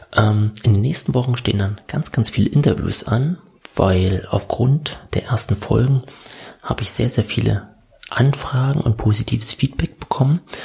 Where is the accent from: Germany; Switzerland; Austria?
Germany; Senftenberg, Brandenburg; moved away as an adult; now in Berlin, Germany; ursprünglich komme ich aus Senftenberg, das liegt im Süden Brandenburg